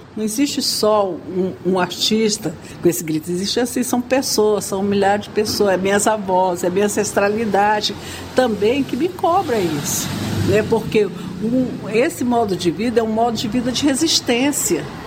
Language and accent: Portuguese; Brazil; somos brasileiros